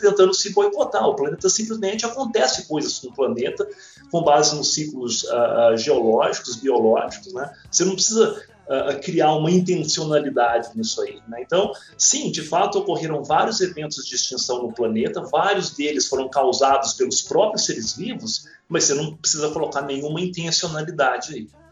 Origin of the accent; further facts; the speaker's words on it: interior of Minas Gerais, Brazil; eu sou do interior de Minas